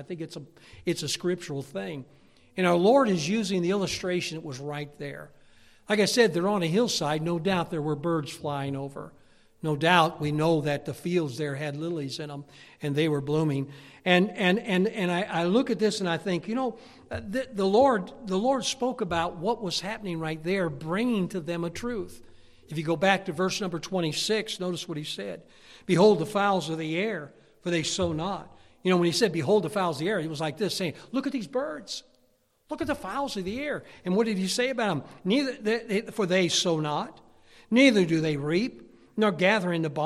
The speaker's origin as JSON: {"language": "English", "region": "Pennsylvania", "country": "United States", "said": "we're from Pennsylvania. It's the mountains"}